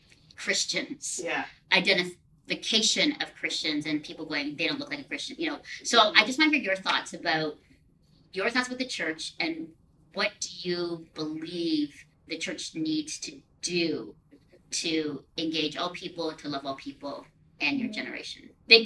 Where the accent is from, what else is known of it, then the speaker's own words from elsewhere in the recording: Philippines; also born or lived in Singapore; When I grew up in the Philippines and Singapore